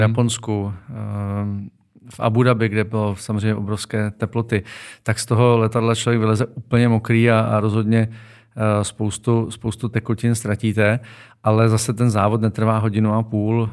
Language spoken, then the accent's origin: Czech; Karlovy Vary, Karlovy Vary Region, Czechia; já jsem z Varu, takže tam to prostředí pro tyhle sporty je ideální